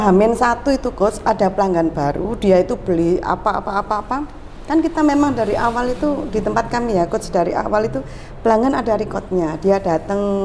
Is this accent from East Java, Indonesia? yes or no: yes; Gresik, East Java, Indonesia; also born or lived in Sidoarjo; Saya memang asli Gresik